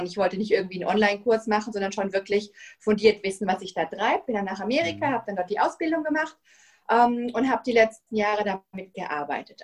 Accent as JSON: {"language": "German", "country": "Germany", "moved": "as an adult", "lives_now": "Spain", "said": "bin ich Deutsche, aber ich wohne schon seit 16 Jahren in Spanien mit meiner Familie"}